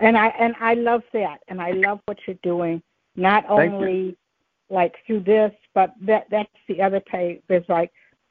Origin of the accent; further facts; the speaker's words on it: Michigan, United States; I was there 1 year and I'm from Michigan.